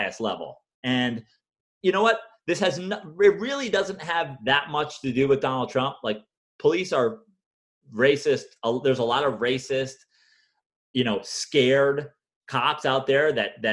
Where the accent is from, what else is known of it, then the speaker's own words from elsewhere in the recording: New York, United States; being a New Yorker